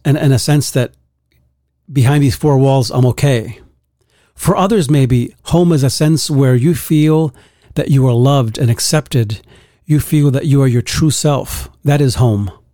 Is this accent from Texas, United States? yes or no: no; New York City, New York, United States; I grew up in Bronx, New York, a very tough neighborhood